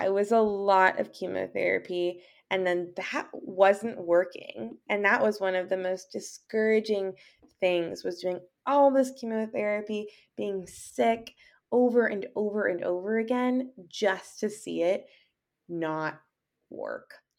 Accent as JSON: {"language": "English", "region": "Southern California", "country": "United States", "said": "I'm from Southern California, and I am a writer"}